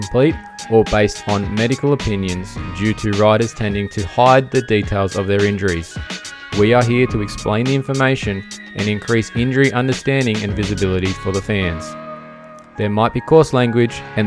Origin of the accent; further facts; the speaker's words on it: Australia; I am Australian